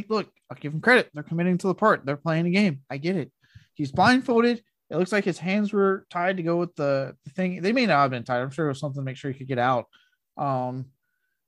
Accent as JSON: {"language": "English", "town": "Blanco", "region": "Texas", "country": "United States", "tie": "born or raised there", "said": "Even when I lived in Blanco, growing up in Blanco with the river"}